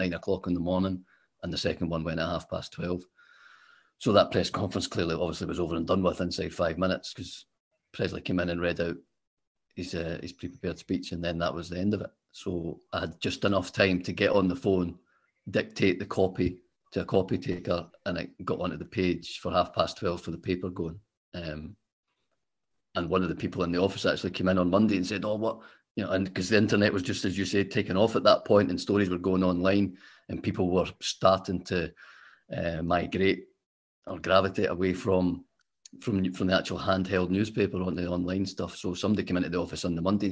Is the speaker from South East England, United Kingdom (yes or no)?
no; Glasgow, Scotland, United Kingdom; I grew up in Glasgow